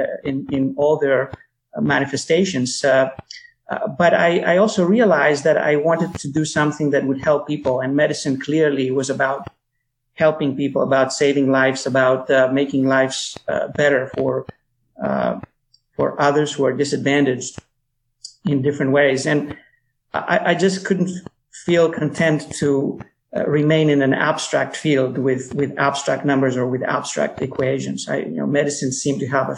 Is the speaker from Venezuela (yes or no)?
no; Athens, Attica, Greece; moved away as an adult; also born or lived in New York, United States; now in United States; I was born in New York, but I grew up mostly in Athens, and I went back to the States after I finished medical school in Athens